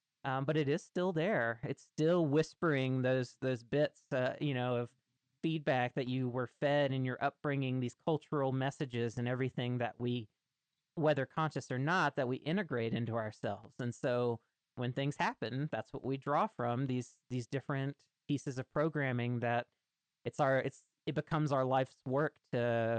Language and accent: English; Mississippi, United States; moved away as an adult; now in Oregon, United States; when I moved to Oregon from Mississippi, so I had all sorts of trauma from growing up in Mississippi